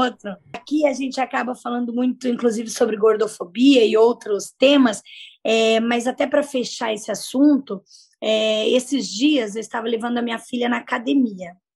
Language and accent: Portuguese; Peruíbe, São Paulo, Brazil; also born or lived in Colorado do Oeste, Rondônia / Jundiaí, São Paulo; eu cresci na cidade de Peruípe por um período, vim de Rondônia, Colorado do Oeste, mas nasci no interior de São Paulo, Jundiaí